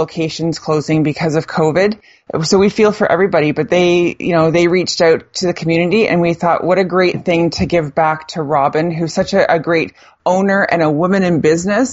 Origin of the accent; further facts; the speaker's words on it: Burlington, Ontario, Canada; now in Ottawa, Canada; I grew up in Burlington